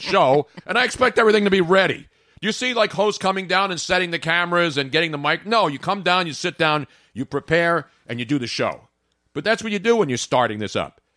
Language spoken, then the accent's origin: English; Philadelphia, Pennsylvania, United States; South Philadelphia, my hometown